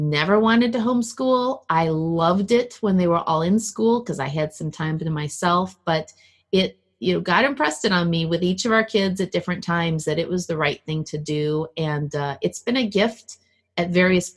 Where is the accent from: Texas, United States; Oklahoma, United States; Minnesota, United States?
Minnesota, United States; Minneapolis; also born or lived in Milwaukee, Wisconsin; now in Illinois, United States; I grew up in Minnesota